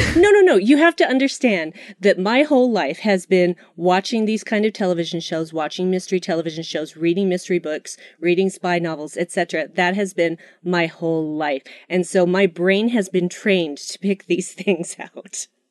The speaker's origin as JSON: {"language": "English", "region": "Utah", "country": "United States", "said": "my home state, Utah."}